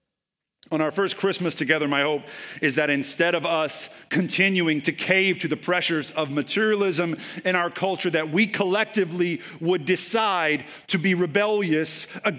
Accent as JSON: {"language": "English", "region": "Texas", "country": "United States", "said": "Like, I'm from East Texas, so I can say that."}